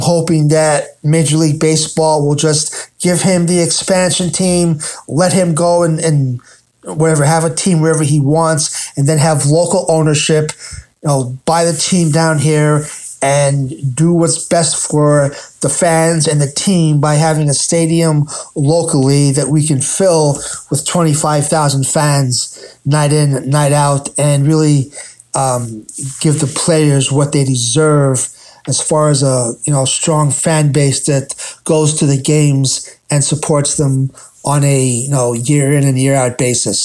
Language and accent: English; Philadelphia, Pennsylvania, United States; now in Tampa, United States; I'm from the Northeast, I'm from the Philadelphia area up there